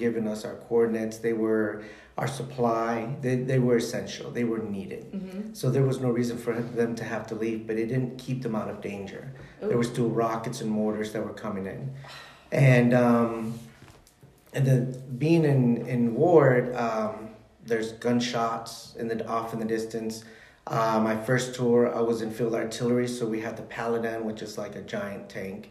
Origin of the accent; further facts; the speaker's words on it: Chicago, Illinois, United States; I was born and raised in Chicago